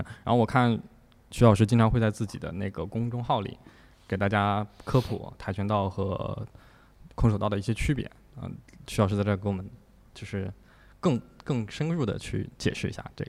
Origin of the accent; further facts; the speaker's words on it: China; 但是我觉得作为中国人嘛，比如说我们看了、呃那个李连杰的电影